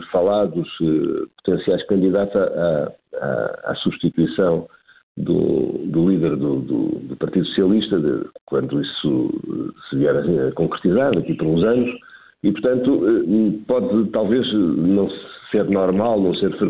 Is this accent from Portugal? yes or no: yes; Portugal